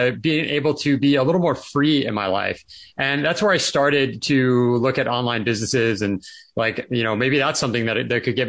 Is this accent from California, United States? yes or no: yes; California, United States; moved away; I grew up in California and I always loved it there